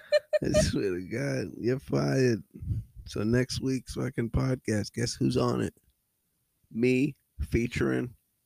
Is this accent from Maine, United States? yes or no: no; Massachusetts, United States; I'm from Massachusetts. We out here.